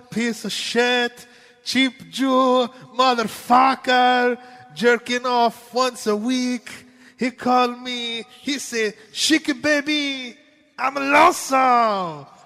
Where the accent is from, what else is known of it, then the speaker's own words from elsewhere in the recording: New Jersey, United States; accent: southern; sometimes I have a southern accent, even though I'm from New Jersey, and sometimes I sound like I'm from New Jersey.